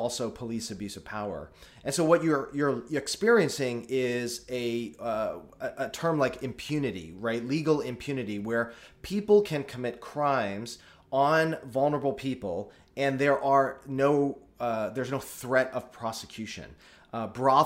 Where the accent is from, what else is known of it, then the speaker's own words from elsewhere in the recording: United States; as an American